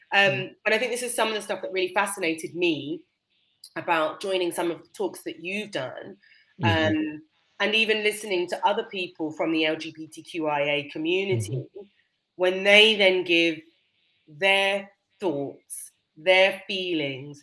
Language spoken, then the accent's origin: English; United Kingdom; in our culture as British people